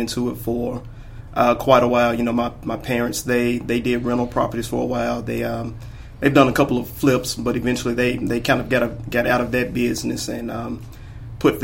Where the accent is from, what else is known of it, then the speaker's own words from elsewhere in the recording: Memphis, Tennessee, United States; I'm originally from Memphis, Tennessee. Been here all my life